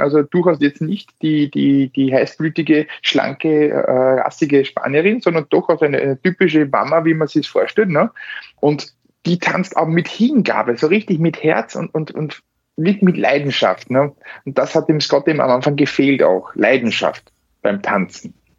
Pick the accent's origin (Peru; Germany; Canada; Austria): Austria; bei uns in Österreich